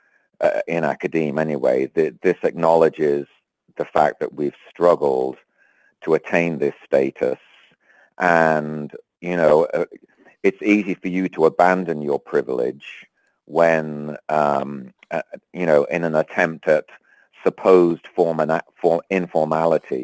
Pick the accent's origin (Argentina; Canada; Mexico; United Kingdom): United Kingdom; England; moved away as an adult; also born or lived in London; now in United States; I grew up in England and didn't come to the States till the early 80s.